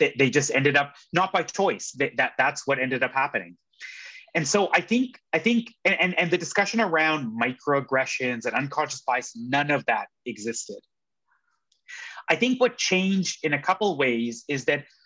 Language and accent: English; Edmonton, Alberta, Canada; also born or lived in British Columbia; now in Toronto, Canada; I grew up in Edmonton